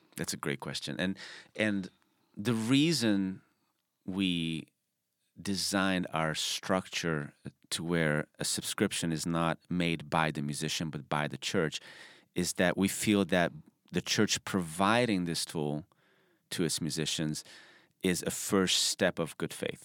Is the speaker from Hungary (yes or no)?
yes; Budapest, Hungary; moved away as an adult; also born or lived in Arkansas, United States; now in United States; I'm from Budapest, Hungary